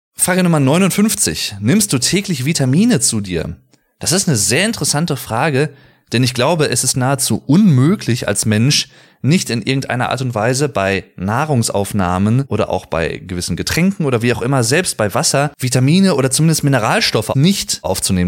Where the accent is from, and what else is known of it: Germany